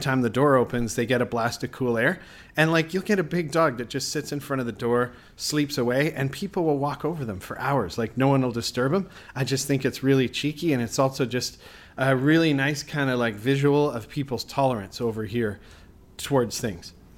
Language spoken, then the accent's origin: English; Canada; moved away; I'm from Canada